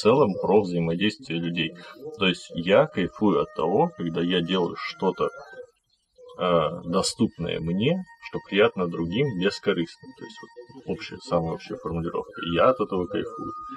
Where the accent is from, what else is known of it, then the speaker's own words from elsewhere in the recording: Kazakhstan; я родом из Казахстана